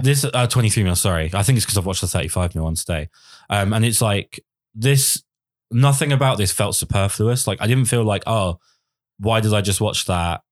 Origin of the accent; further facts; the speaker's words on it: United Kingdom; I'm British